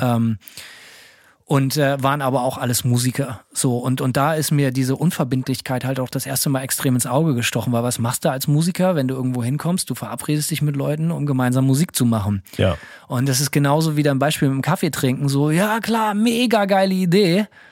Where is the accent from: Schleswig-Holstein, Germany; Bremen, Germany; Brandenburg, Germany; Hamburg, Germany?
Bremen, Germany; moved away as an adult; now in United States; Ich bin in Bremen aufgewachsen